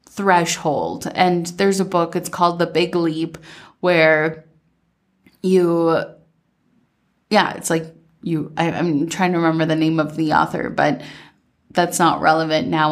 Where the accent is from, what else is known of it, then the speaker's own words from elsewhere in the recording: Minnesota, United States; growing up in Minnesota